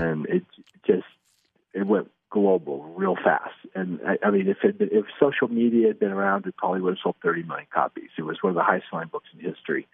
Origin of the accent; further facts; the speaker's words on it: Salt Lake City, Utah, United States; also born or lived in Los Angeles, California / Taiwan; now in Salt Lake City, United States; I was born in Salt Lake City